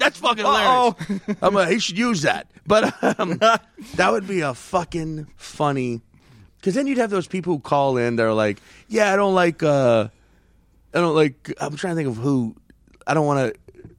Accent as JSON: {"language": "English", "town": "St. Paul", "region": "Minnesota", "country": "United States", "also_born_or_lived": "New Jersey, United States", "said": "I'm originally from St. Paul, but then I got relocated to New Jersey."}